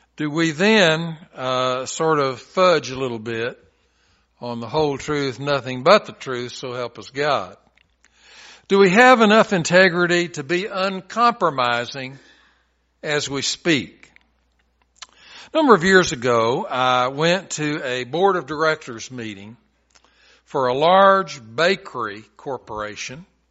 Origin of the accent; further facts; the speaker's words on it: Chattanooga, Tennessee, United States; I'm from Chattanooga